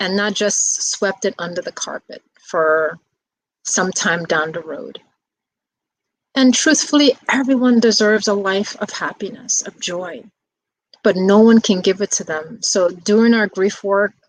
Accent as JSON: {"language": "English", "town": "New York City", "region": "New York", "country": "United States", "tie": "born or raised there", "said": "I grew up in the Bronx"}